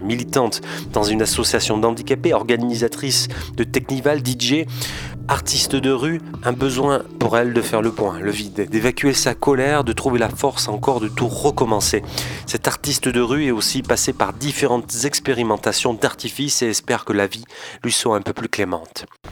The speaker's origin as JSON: {"language": "French", "area": "Haute-Savoie", "region": "Auvergne-Rhône-Alpes", "country": "France", "said": "je suis de Haute-Savoie"}